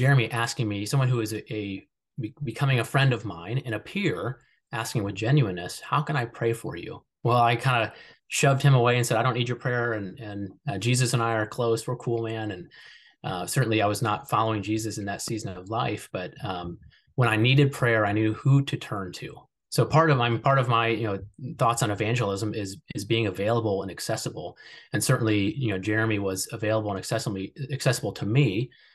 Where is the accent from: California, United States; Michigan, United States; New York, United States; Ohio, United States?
Ohio, United States; Columbus; I grew up in Columbus, Ohio